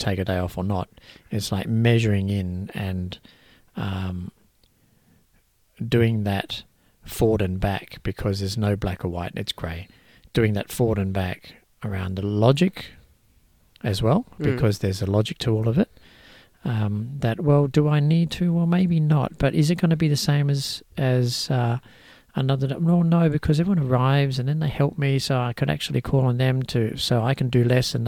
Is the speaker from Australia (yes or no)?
yes; Australia; I'm Australian born as well